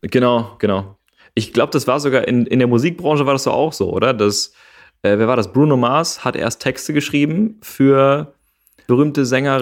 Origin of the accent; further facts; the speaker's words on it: Gevelsberg, North Rhine-Westphalia, Germany; in Gevelsberg. Das ist äh, meine Heimat.